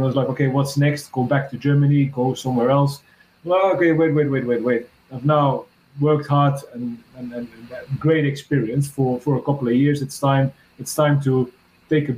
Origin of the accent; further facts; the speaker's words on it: Belgium; I'm from Belgium